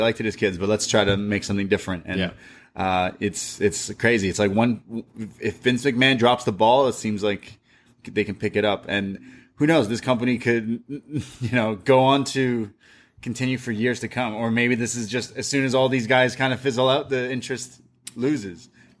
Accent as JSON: {"language": "English", "country": "Canada", "said": "I'm a Canadian. You can't... Some Americans are laughing at us right now."}